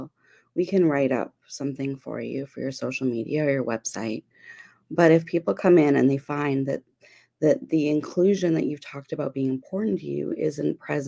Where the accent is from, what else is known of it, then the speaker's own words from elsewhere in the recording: Abbotsford, British Columbia, Canada; I'm communications consultant from Abbotsford, BC, Canada.